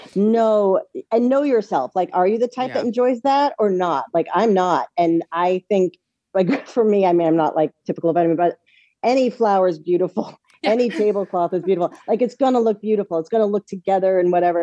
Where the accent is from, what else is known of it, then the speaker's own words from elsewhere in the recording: East Coast, United States; now in Los Angeles, United States; we're from the East Coast